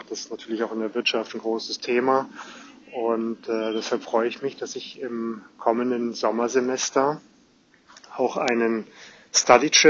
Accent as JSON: {"language": "German", "region": "Hamburg", "country": "Germany", "said": "Ich bin Hamburger, habe äh, hier in Hamburg viele, viele Jahre das Hamburgische Weltwirtschaftsinstitut geleitet und war Professor für Volkswirtschaftslehre an einer Hamburger Hochschule."}